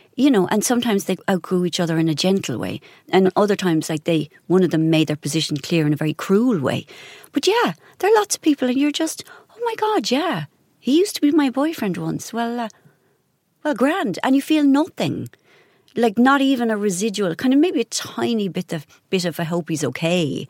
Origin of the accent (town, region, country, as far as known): Ireland